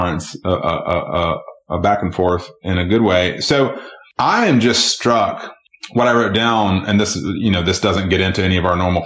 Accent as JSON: {"language": "English", "region": "Georgia", "country": "United States", "tie": "born or raised there", "said": "Georgia, my home state"}